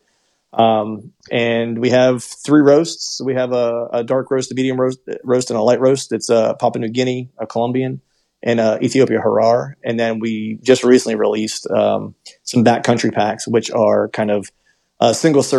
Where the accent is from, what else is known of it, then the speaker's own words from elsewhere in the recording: Pennsylvania, United States; moved away as an adult; also born or lived in Florida; I grew up in Pennsylvania, did a short stint in Florida for a while whenever I was doing the music stuff